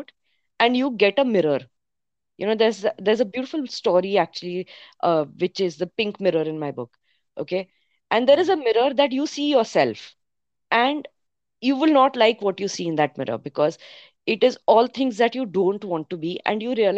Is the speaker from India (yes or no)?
yes; Mumbai, Maharashtra, India; I grew up in Bombay